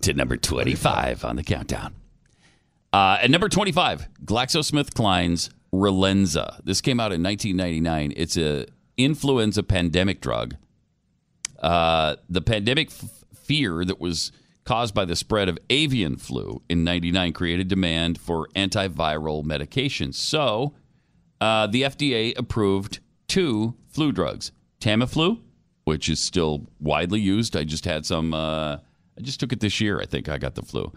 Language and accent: English; Michigan, United States; I'm from Michigan